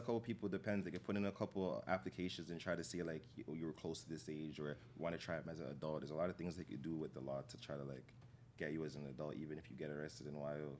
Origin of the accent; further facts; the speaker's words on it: Toronto, Ontario, Canada; I'm from Killing Shepherd. I already said that. So Killing Shepherd, it had like that area is kind of like a neutral area in Toronto